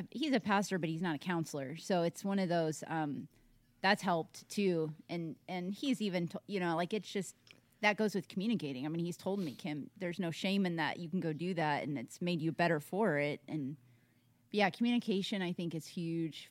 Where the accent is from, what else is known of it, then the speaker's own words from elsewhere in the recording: Tennessee, United States; moved away as an adult; now in Arizona, United States; born and raised in Tennessee, East Coast, moved out to Arizona, so I'm uprooted.